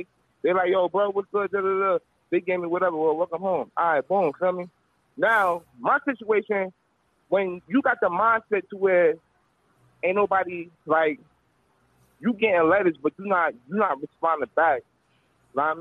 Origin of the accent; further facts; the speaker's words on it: Irvington, New Jersey, United States; I'm from Jersey. Like, I'm from North Jersey, like, raised in Irvington